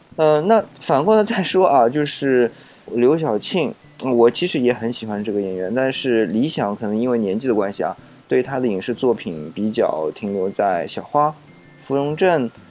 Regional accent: China; 我们中国人，特别是中国人啊

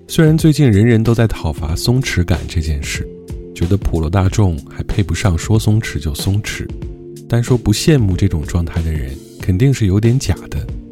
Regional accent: China; 我们中国人

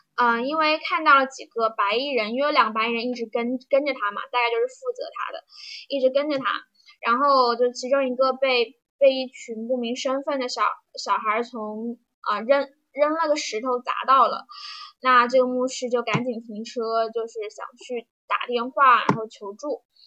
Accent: Jiujiang, Jiangxi, China; 待的地方呢，就是我的家乡江西九江。九江没有什么，嗯，特别有名的东西吧，就是一个四线小城市，在长江边

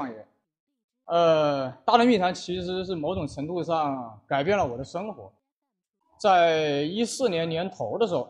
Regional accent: Wuhan, Hubei, China; 这个身为一个武汉人呢，

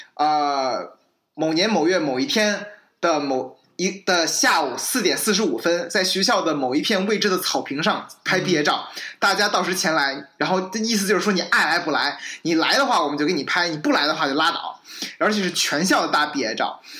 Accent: China; moved away as an adult; now in United States; 我从中国来

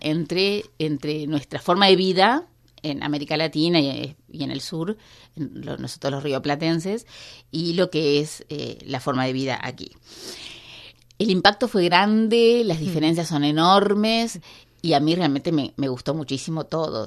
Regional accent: Montevideo, Uruguay; moved away as an adult; now in Beijing, China; nosotros venimos de Montevideo

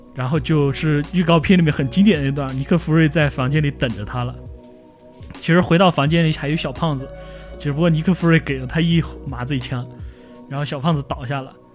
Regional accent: Yunnan, China; accent: Yunnan dialect; 我们云南话也讲

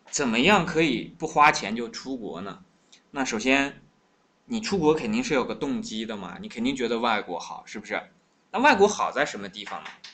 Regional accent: China

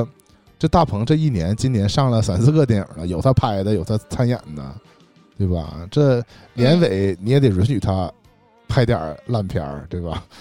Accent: Shenyang, Liaoning, China; 我我们沈阳人是这样的。

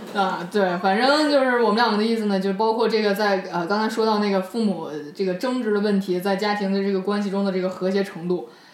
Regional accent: China; 我我们中国人没有没有把这句老话放在心上

